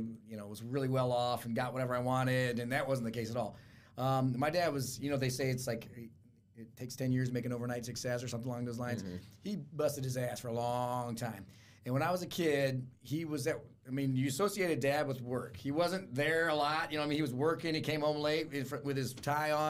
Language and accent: English; Fort Wayne, Indiana, United States; born or raised there; also born or lived in Miami, Florida